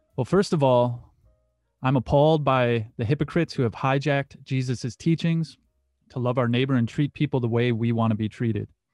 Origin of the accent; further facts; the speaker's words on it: Muskegon, Michigan, United States; The Catholic Church I went to growing up in Muskegon, Michigan was called Saint Francis de Sales